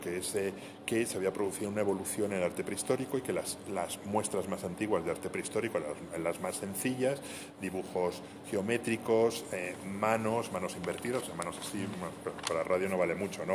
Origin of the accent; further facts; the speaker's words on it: Madrid, Community of Madrid, Spain; also born or lived in Segovia; Yo soy, soy madrileño, pero tengo muchísima relación con, con, Segovia